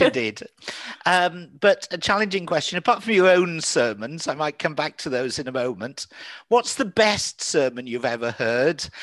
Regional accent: England, United Kingdom; I'm an English person too, but a fluent Welsh speaker as well.

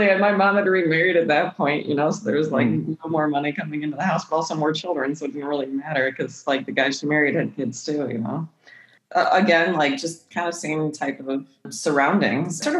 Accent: Midwest, United States; also born or lived in California; I was born all the way in California, but we're from the Midwest. California got too expensive for my mom by the time she had my brother, her third kid, so we came back to the Midwest

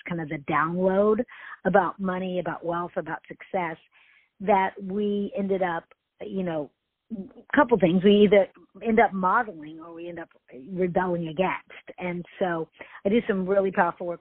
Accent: Houston, Texas, United States; I grew up in Houston

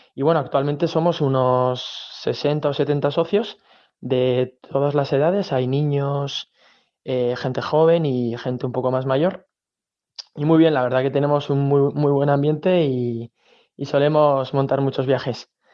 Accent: Pamplona, Navarre, Spain; de Pamplona

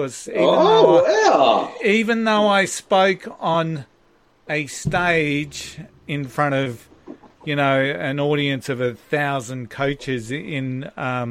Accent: Maroochydore, Queensland, Australia; when I was a kid growing up in Maroochydore

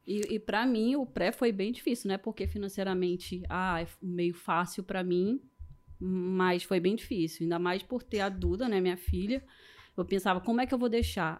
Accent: Manaus, Amazonas, Brazil; now in Rio de Janeiro, Brazil; Sou manauara, moro aqui no Rio

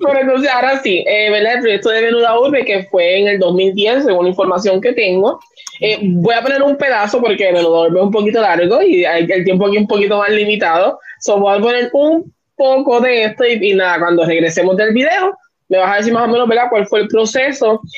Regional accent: Puerto Rico; como el puertorriqueño.

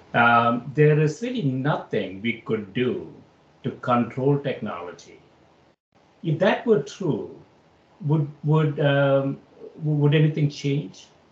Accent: Kerala, India; moved away as an adult; also born or lived in Chicago; I grew up in South India in a in a obscure place called Kerala

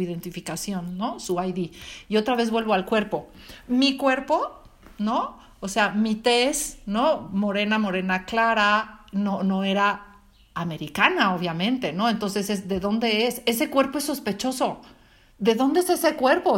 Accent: Mexico; moved away; soy mexicana

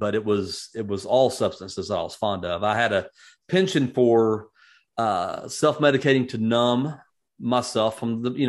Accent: Atlanta, Georgia, United States; also born or lived in Phoenix, Arizona / Macon County, Georgia; I was born in Phoenix, Arizona, but don't remember ever living there. We moved to Georgia, South Georgia, Macon County, Georgia, as a matter of fact, from about 2 years old on. And that's kind of where I grew up. And when I was 8, we moved to Atlanta

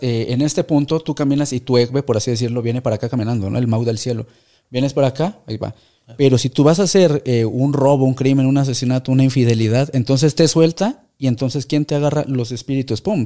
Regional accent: Mexico; lo que hacemos los mexicanos cuando vamos al mundial

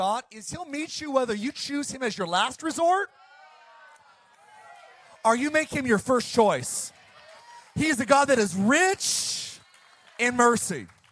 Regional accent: Ireland; I'm Irish

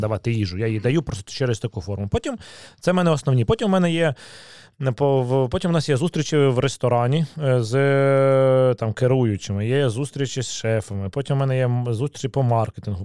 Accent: Kyiv, Ukraine; Я народився в Києві, в мене батьки з Києва

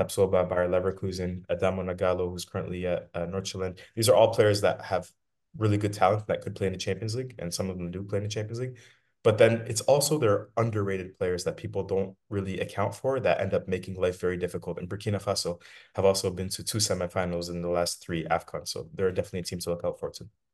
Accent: Windsor, Ontario, Canada; also born or lived in Detroit, Michigan, United States; now in Algiers, Algeria; I grew up in Canada and, uh, in Windsor, Ontario

